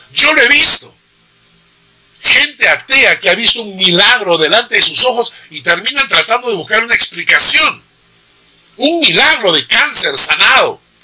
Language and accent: Spanish; Peru; also born or lived in Switzerland; soy un eh, peruano suizo